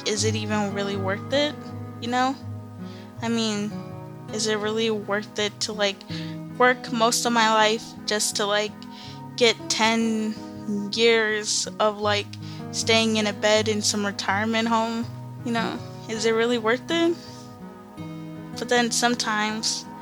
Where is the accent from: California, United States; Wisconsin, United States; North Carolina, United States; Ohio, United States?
California, United States; Lake Los Angeles; also born or lived in Antelope Valley / Santa Monica; I grew up, like, in a very small city that's even smaller than that, called Lake Los Angeles.